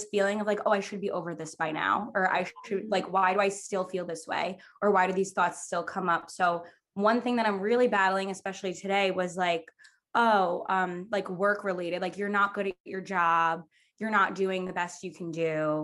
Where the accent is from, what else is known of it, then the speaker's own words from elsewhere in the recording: Long Island, New York, United States; I'm from Long Island